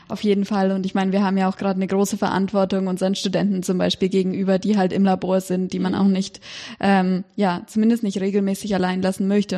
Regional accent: Erlangen, Bavaria, Germany; moved away as an adult; also born or lived in Cambridge, United Kingdom; ich bin in Erlangen aufgewachsen

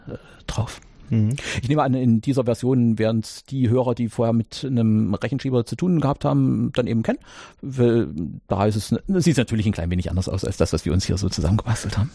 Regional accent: GDR, East Germany, Germany; ihr merkt es an meiner Sprache, ich komme ja aus der DDR oder jeweils mhm. äh, da geboren, mhm. da zur Schule.

